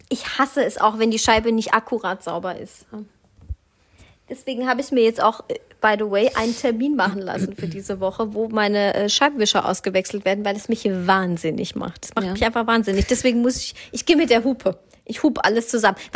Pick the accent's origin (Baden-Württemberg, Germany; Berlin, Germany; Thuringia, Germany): Berlin, Germany; born there; Ich komme aus Berlin, gebürtig.